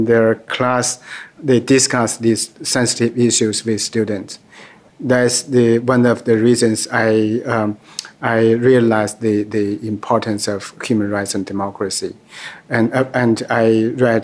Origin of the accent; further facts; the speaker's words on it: Jilin, China; English is a second language; moved away as an adult; also born or lived in Beijing; now in New York City, United States; I was born in Jilin province, northeast part of China, and I grew up in a very, very poor family in a very, very poor village